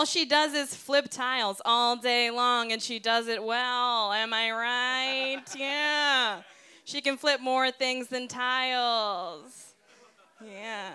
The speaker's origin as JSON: {"language": "English", "region": "New Hampshire", "country": "United States", "said": "I'm from New Hampshire"}